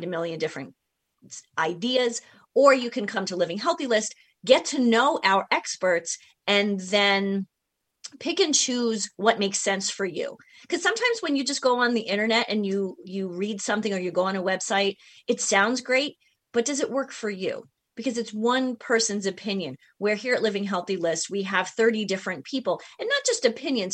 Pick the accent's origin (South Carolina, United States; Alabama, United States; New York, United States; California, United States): New York, United States; moved away; I'm from New York, you know, originally